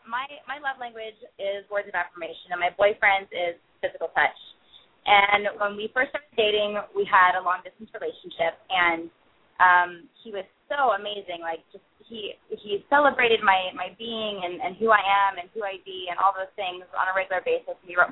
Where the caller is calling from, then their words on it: Los Angeles, California, United States; I'm calling from Los Angeles.